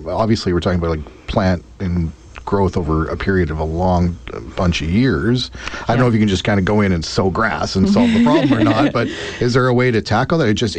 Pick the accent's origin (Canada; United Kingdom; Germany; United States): Canada; Abbotsford, British Columbia; when I grew up in Abbotsford